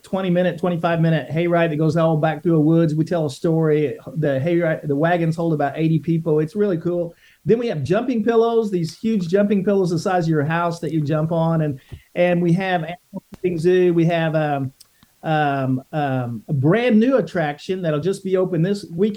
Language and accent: English; Benton, Illinois, United States; moved away as an adult; now in Georgia, United States; I'm a farmer from Illinois originally and still farm